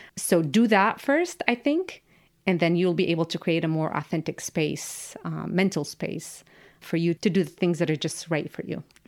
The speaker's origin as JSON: {"language": "English", "town": "Amman", "region": "Amman Governorate", "country": "Jordan", "tie": "born or raised there", "moved": "yes", "lives_now": "United States", "said": "I grew up in Amman, which is a capital city"}